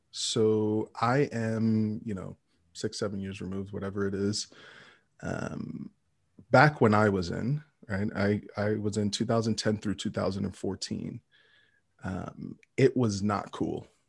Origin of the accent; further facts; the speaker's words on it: New York City, New York, United States; moved away as an adult; also born or lived in Texas / Midwest; Brooklyn, New York. I was born and raised in New York City